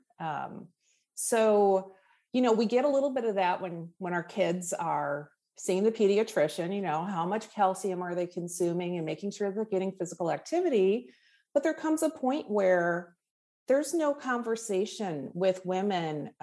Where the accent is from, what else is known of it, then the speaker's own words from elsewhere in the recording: Wisconsin, United States; now in Redondo Beach, United States; I grew up in the Midwest in Wisconsin